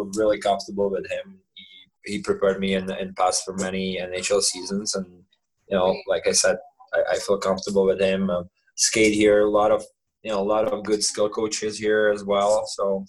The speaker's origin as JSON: {"language": "English", "country": "Czechia", "tie": "born or raised there", "also_born_or_lived": "Canada", "moved": "as an adult", "said": "I play for my hometown. You know, my family is there"}